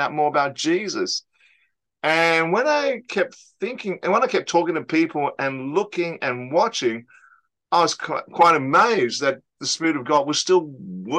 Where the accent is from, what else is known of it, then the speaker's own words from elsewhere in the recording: Australia; I'm Australian-born Chinese